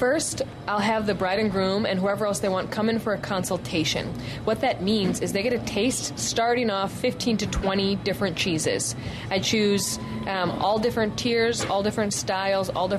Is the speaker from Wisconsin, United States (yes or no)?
yes; Wisconsin, United States; I'm from Wisconsin